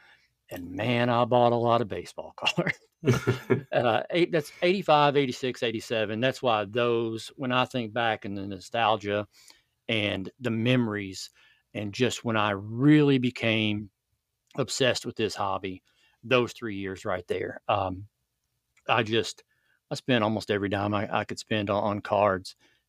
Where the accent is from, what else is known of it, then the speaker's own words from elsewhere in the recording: Kentucky, United States; I grew up in Central Kentucky in the 80s. Tobacco was still king.